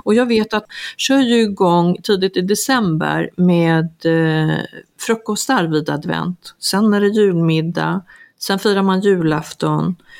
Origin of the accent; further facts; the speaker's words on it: Sweden; now in Mallorca, Spain; oss hemma i Sverige